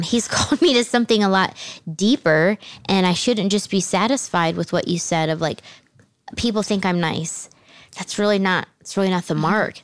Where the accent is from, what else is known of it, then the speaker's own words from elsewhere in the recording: New Jersey, United States; also born or lived in Southern United States; Then my family moved to New Jersey. You guys know I'm from New Jersey